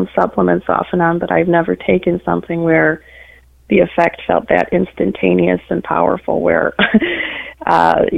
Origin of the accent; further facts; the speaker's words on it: Midwest, United States; also born or lived in Detroit, Michigan; I'm a Midwesterner